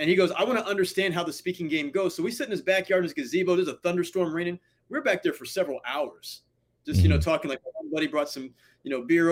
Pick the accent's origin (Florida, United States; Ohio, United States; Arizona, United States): Ohio, United States; moved away; my hometown in Ohio